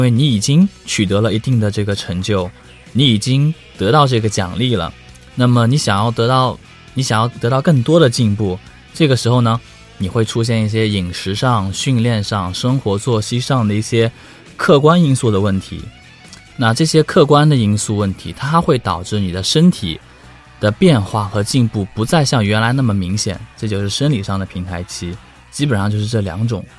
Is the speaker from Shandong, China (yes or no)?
no; Hangzhou, Zhejiang, China; moved away; also born or lived in Beijing; 其实我是杭州人